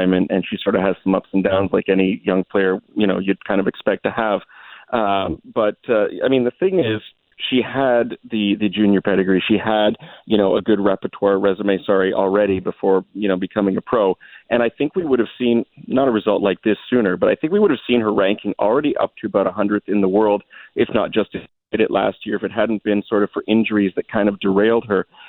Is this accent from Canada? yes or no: yes; Canada; I'm Canadian